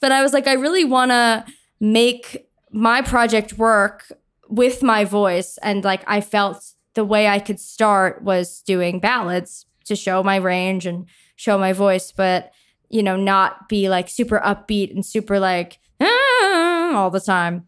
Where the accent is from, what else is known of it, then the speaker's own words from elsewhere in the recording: Long Island, New York, United States; I am from Long Island, New York